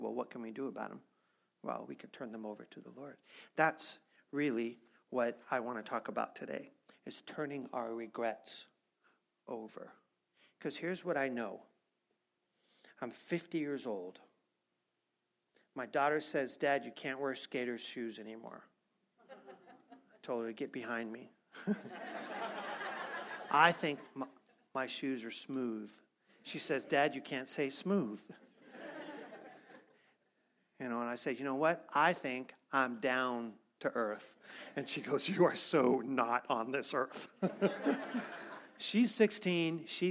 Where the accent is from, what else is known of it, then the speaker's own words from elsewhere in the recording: Missouri, United States; I'm from Missouri